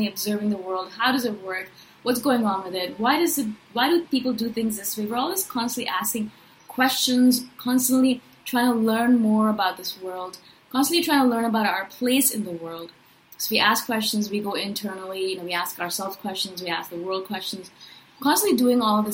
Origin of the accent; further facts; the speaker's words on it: India; also born or lived in Chiang Mai, Thailand; now in Toronto, Canada; I'm from India originally. Now I live in Toronto, Canada